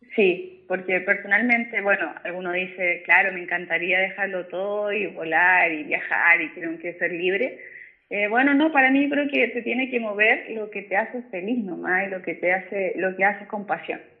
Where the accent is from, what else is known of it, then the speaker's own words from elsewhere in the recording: San Bernardo, Santiago Metropolitan Region, Chile; Yo soy de San Bernardo, yo vivo en la comuna de San ah, Bernardo.